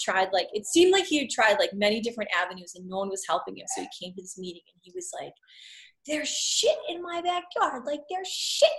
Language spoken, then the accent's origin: English; Shrewsbury, Massachusetts, United States; also born or lived in Phoenix / Boston / New York; now in Worcester, United States; I grew up in Shrewsbury, and I lived all over. Like, I lived in Phoenix, and then Boston, and New York